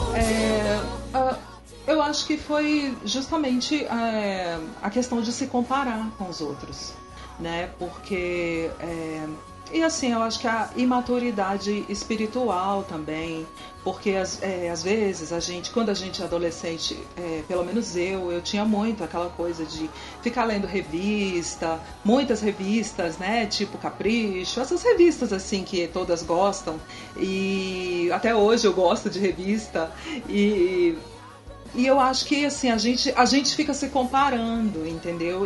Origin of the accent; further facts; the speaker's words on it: Brasília, Federal District, Brazil; eu nasci aqui em Brasília mesmo